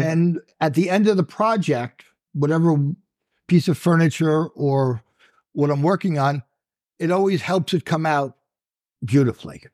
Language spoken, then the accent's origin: English; Long Island, New York, United States; Born and raised on Long Island.